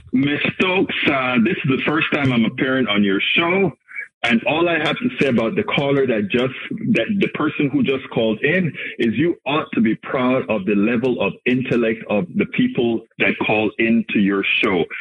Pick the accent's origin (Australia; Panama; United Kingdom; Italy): Panama; I'm from Panama